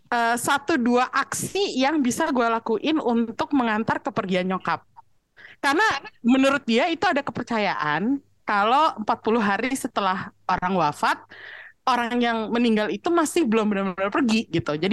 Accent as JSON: {"language": "Indonesian", "region": "Java", "country": "Indonesia", "said": "Dan gue pun orang Jawa gitu."}